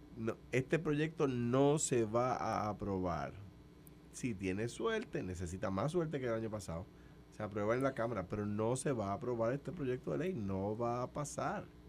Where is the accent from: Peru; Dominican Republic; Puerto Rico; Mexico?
Puerto Rico; Ciudadano de los Estados Unidos, ciudadano de España, pero soy puertorriqueño. yo, no soy un, yo no soy un americano que nació en Puerto Rico